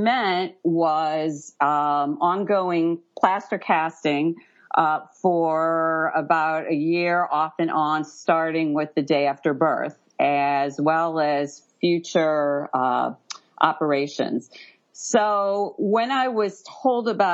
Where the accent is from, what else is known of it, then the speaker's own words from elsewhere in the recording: St. Louis, Missouri, United States; moved away; also born or lived in Central Florida; I'm from St. Louis, Missouri originally